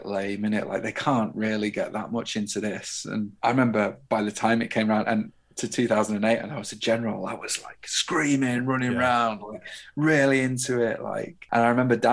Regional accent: United Kingdom; as a British person

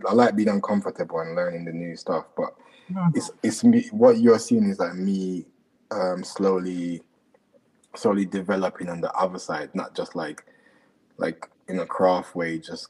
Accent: London, United Kingdom; also born or lived in Jamaica; like I'm from Jamaica, so it's obviously a massive part of who I am. So like I'm mixing like the kind of like growing up in London

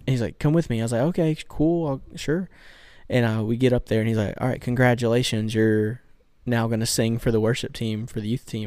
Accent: Bayou La Batre, Alabama, United States; I'm from good old Bayou Labatry

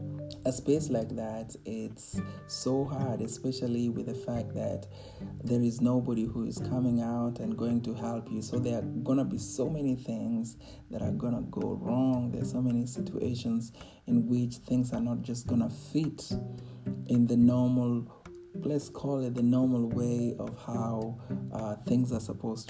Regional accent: Kenya; moved away as an adult; growing up in Kenya

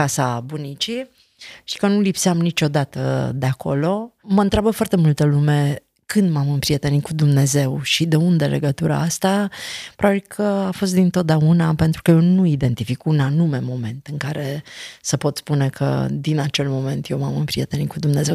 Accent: Transylvania, Romania; eu am crescut în Ardeal

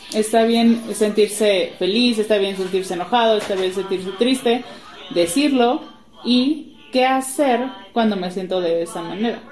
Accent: Guadalajara, Jalisco, Mexico; moved away as an adult; now in Puebla, Mexico; Yo no soy de aquí, yo soy de Guadalajara y estamos ahorita en Puebla porque mi esposo es de aquí

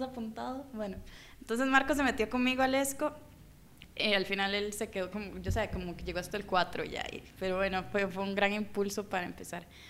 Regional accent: Costa Rica; yo soy de Costa Rica

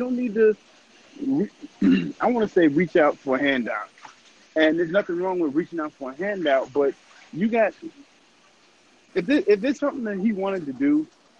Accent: Chicago, Illinois, United States; fam, I'm from Chicago.

